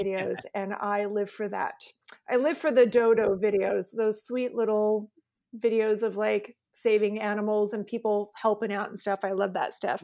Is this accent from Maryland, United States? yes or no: no; West Linn, Oregon, United States; also born or lived in Arizona; we lived, um, just outside of Portland in a, in a, a city called West Lynn.